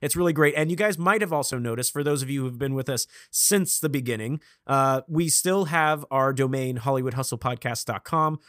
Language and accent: English; Vacaville, California, United States; now in Los Angeles, United States; I am from Vacaville, California